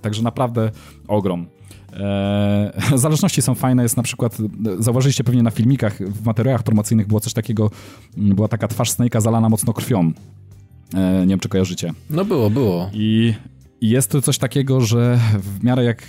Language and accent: Polish; Brzeg, Opole Voivodeship, Poland; now in Gdynia, Poland; ja się wychowałem na południu Polski, spędziłem swoje dzieciństwo i tam blisko miasta, w którym, z którego pochodzę, pochodzę z brzegu